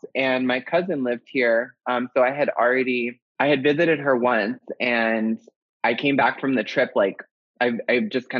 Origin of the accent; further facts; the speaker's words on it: the North, United States; moved away as an adult; also born or lived in San Francisco / Los Angeles / New York; now in Atlanta, United States; I'm from the North. I'd lived in California.